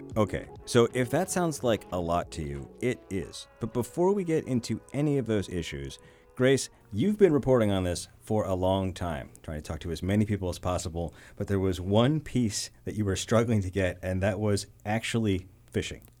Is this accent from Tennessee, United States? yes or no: no; New Jersey, United States; also born or lived in New York; now in North Carolina, United States; before I lived in New York, I grew up in South Jersey